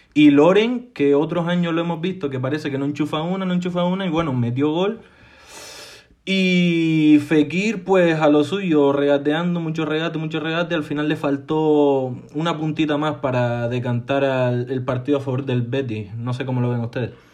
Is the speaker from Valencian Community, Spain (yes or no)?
no; Las Palmas, Canary Islands, Spain; now in Madrid, Spain; de la Unión Deportiva Las Palmas, el equipo de mi tierra